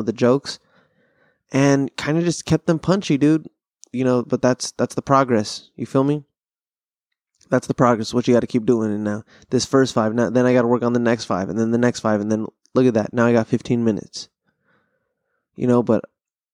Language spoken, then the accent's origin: English; Pasadena, California, United States; growing up in SoCal